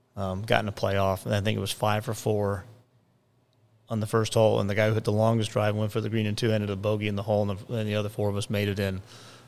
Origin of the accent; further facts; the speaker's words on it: Minnesota, United States; born there; I was born in Minnesota, but not Partridge, Minnesota.